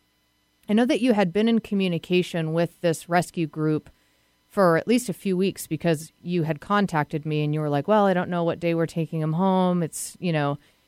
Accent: New England, United States; now in Seattle, United States; I'm from New England

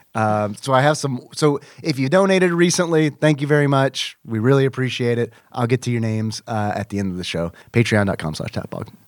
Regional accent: United States; I am American

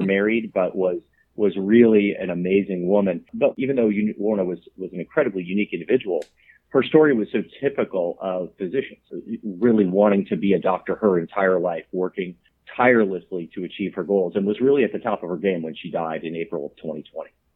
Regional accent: South Florida, United States; I grew up in South Florida

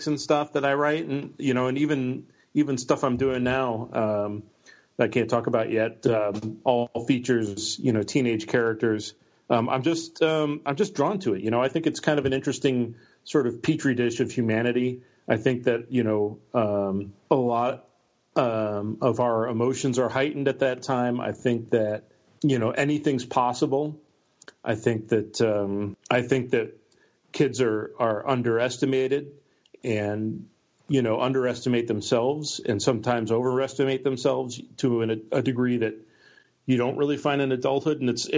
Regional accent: United States; also born or lived in Milwaukee, Wisconsin; I came from Milwaukee, and when I was 8, my parents moved me up to this town of 1,200 people

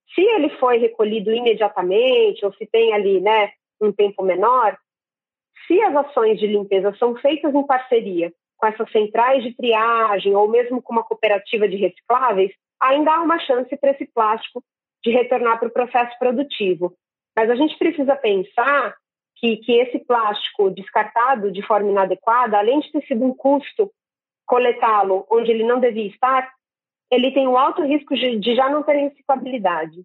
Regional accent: Santos, São Paulo, Brazil; cidade onde eu nasci e vivo, é, mas Santos no litoral de São Paulo

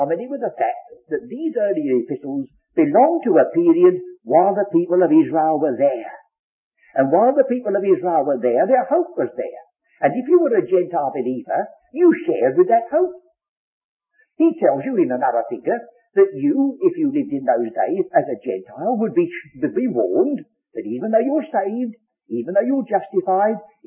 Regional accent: England, United Kingdom; I'm English by birth

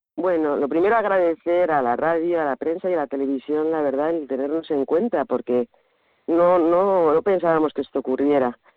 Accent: Madrid, Community of Madrid, Spain; now in Las Negras, Spain; Yo soy de Madrid, vine hace muchos años

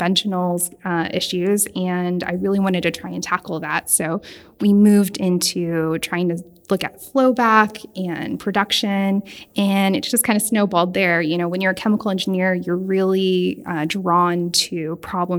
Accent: Houston, Texas, United States; was born and raised in Houston

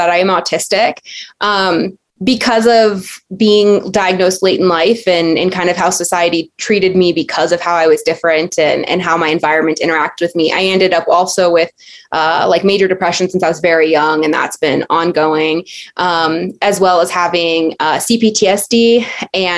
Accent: Southern California, United States; also born or lived in Alaska / San Diego; I was born in Southern California, raised in Southern California, went to school in Southern California

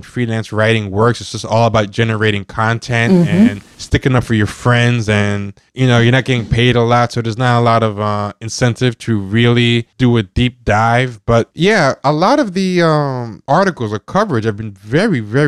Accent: New York, United States; I'm born in America, born in New York, but both my parents are of Haitian descent and are immigrants

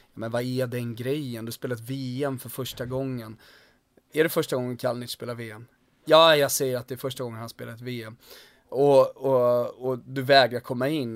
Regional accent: Sweden; vi är 10 miljoner svenskar

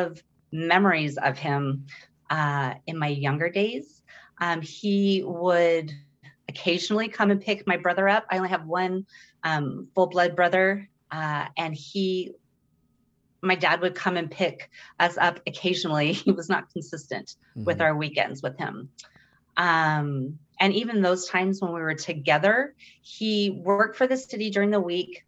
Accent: Sierra Madre, California, United States; I'm from Sierra Madre, California

